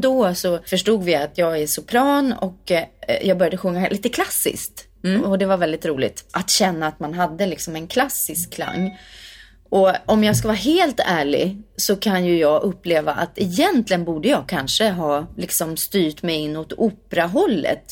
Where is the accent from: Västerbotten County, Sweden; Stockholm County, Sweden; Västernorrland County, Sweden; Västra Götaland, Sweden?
Stockholm County, Sweden; Värmdö; jag kommer från Värmdö eh, mm. eh, som ligger fyra mil utanför Stockholm. Eh, från landet verkligen. Växte upp med jättemycket körsång